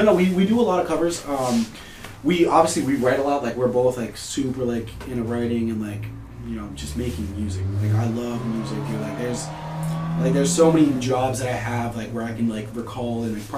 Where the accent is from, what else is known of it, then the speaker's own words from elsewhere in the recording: Worcester, Massachusetts, United States; first language Spanish; English is a second language; also born or lived in Puerto Rico; I was born in Puerto Rico. Came here when I was 5. Like, grew up in the fucking ghettos of Worcester